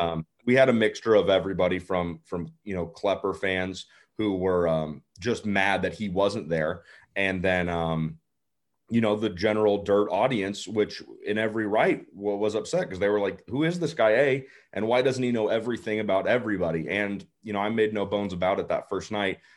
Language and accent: English; Colorado, United States; moved away as an adult; also born or lived in Portland, Oregon / Charlotte, North Carolina; now in Speedway, Indiana, United States; I grew up like everybody else that does this, racing go-karts. I'm from Colorado